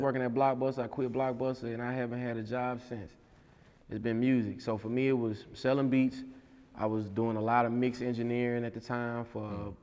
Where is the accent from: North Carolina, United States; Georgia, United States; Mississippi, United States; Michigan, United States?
Mississippi, United States; moved away; also born or lived in Alabama / Atlanta / New York / Texas; I'm from Mississippi